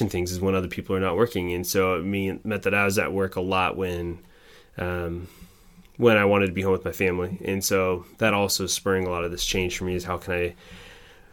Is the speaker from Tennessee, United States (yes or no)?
no; Oregon, United States; also born or lived in Wisconsin; I grew up in Oregon, and through my high school years